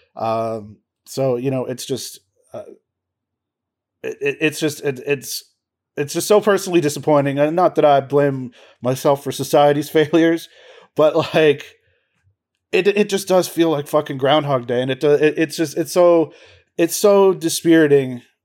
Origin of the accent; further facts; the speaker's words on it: Peterborough, Ontario, Canada; also born or lived in Toronto; I went to York University, and I grew up in Peterborough